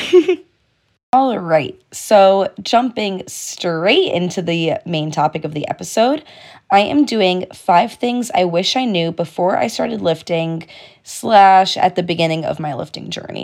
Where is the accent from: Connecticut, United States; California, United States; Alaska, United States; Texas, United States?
Connecticut, United States; I'm from Connecticut, so I do go to the University of Connecticut